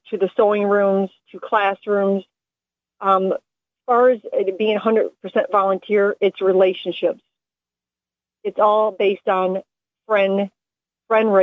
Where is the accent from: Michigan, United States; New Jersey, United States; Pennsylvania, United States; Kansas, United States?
Michigan, United States; Taylor; my hometown of Taylor, Michigan